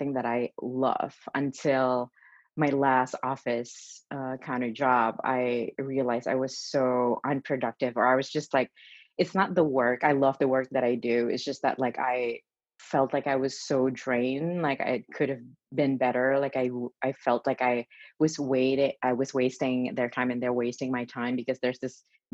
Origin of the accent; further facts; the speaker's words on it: Indonesia; moved away as an adult; also born or lived in Melbourne, Australia; now in New York, United States; I was born and raised in Indonesia, and since I was a little kid, my dream was just to go to New York